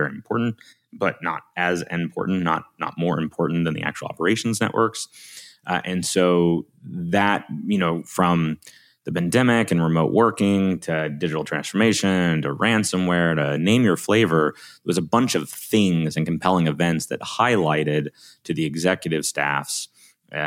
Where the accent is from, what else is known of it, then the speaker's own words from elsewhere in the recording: Alabama, United States; accent: Southern; I'm from Alabama